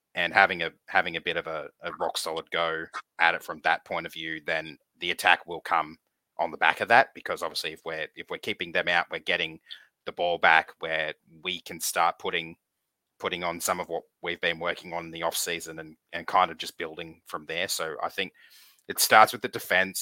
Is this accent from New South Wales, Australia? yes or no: yes; Campbelltown, New South Wales, Australia; I was born in Campbelltown, so Magpies territory